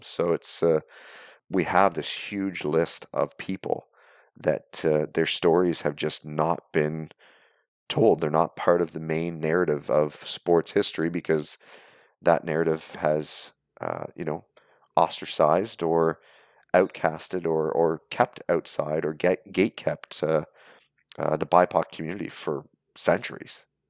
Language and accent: English; Canada; born or raised there